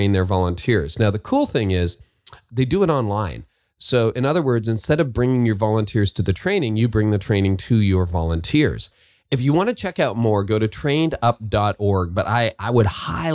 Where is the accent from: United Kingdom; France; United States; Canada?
Canada; I say that as a Canadian